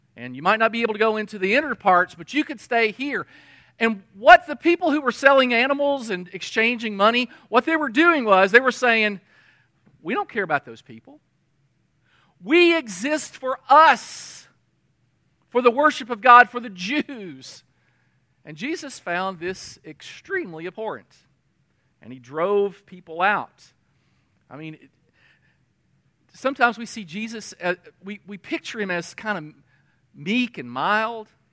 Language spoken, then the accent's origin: English; United States; we're an American